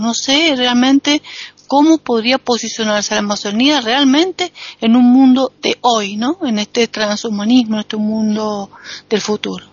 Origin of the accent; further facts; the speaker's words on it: Argentina; soy argentina